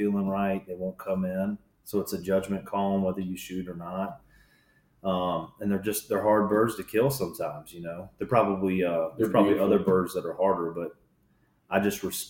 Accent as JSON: {"language": "English", "town": "Raleigh", "region": "North Carolina", "country": "United States", "tie": "born or raised there", "said": "I was born and raised in or around Raleigh, North Carolina"}